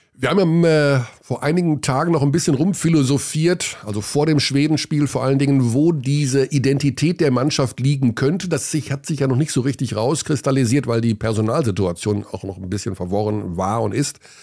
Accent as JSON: {"language": "German", "country": "Germany", "tie": "born or raised there", "said": "geboren in Deutschland, aufgewachsen in Deutschland"}